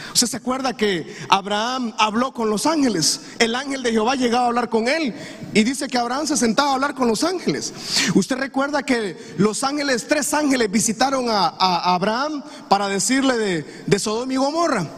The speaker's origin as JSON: {"language": "Spanish", "country": "Honduras", "said": "lo que vivimos nosotros como comunidad hondureña"}